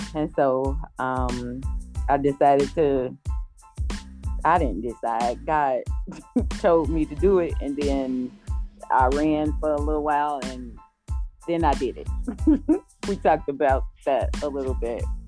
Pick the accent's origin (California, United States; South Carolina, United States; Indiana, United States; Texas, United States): Indiana, United States; Gary; I'm originally from Gary, Indiana. I still live in Northwest Indiana